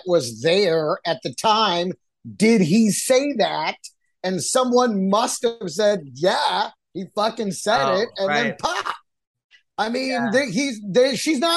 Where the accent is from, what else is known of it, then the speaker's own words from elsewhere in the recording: Dallas, Texas, United States; now in New York, United States; I didn't grow up in that area. I grew up in Dallas. I moved to New York